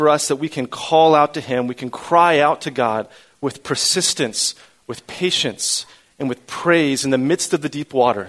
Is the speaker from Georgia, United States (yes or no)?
no; Central Florida, United States; I grew up here in Central Florida